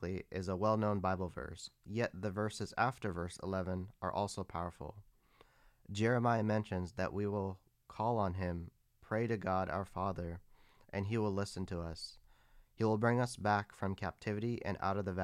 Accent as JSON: {"language": "English", "town": "San Bruno", "region": "California", "country": "United States", "tie": "born or raised there", "said": "I was born and raised in Northern California in a city called San Bruno."}